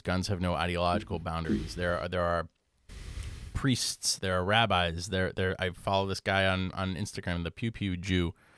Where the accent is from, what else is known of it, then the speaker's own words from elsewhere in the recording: Connecticut, United States; growing up in Connecticut and, like, white suburban Connecticut